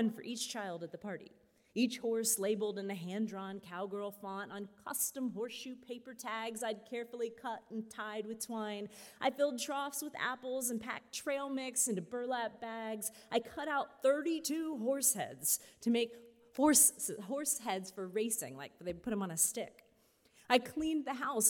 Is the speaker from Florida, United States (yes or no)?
yes; Weeki Wachee River, Florida, United States; I grew up swimming in the Wiki-Watchee River